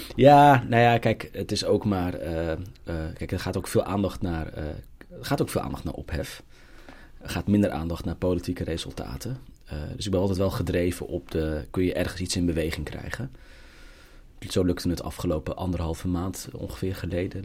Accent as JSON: {"language": "Dutch", "town": "Gouda", "region": "South Holland", "country": "Netherlands", "tie": "born or raised there", "said": "ik ben geboren en getogen in Gouda."}